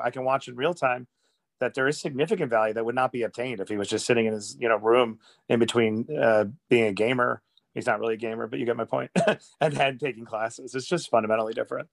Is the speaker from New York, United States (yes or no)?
yes; New York City, New York, United States; I grew up really poor in Queens in a little shoebox apartment